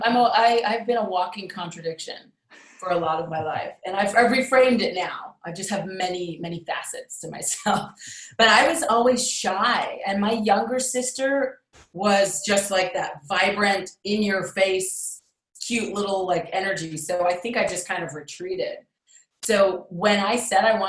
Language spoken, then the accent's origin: English; Los Angeles, California, United States; I grew up